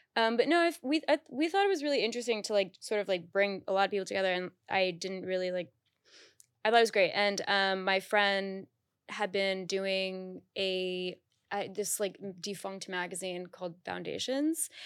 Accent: Miami, Florida, United States; now in New York, United States; in Miami, where we're, where I'm from

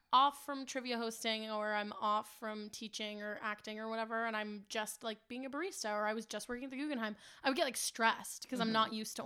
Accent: the South, United States; Like a lot of the time when I tell people I'm from the South, they'll be like, you don't sound like it. And I'm like, my mom made sure of that.

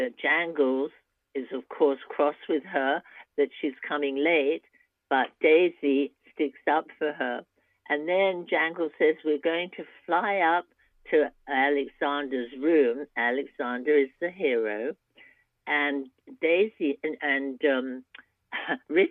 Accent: England, United Kingdom; now in United States; I'm an immigrant from England

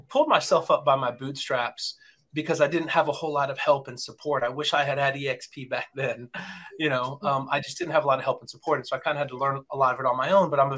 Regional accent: Champaign, Illinois, United States; moved away; I am originally from Champaign, Urbana, Illinois

